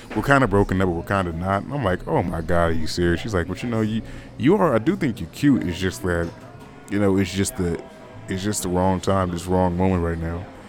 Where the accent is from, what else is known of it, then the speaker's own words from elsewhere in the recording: United States; also born or lived in California; I'm American